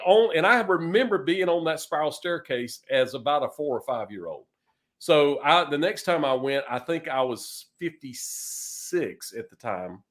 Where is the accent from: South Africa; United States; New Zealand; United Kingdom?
United States; eastern North Carolina; moved away as an adult; also born or lived in Raleigh, North Carolina / Greenville, North Carolina / Richmond, Virginia; now in Nashville, United States; I was born in Raleigh, North Carolina, and raised in eastern North Carolina